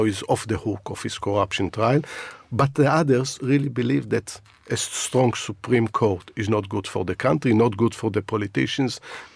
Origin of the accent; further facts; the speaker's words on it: Israel; moved away as an adult; now in United Kingdom; My upbringing is in Israel. I bring some of the values that, I was brought up there, and it stays with you.